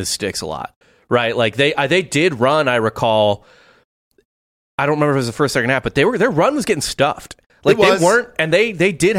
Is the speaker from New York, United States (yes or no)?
no; St. Louis, Missouri, United States; We're from St. Louis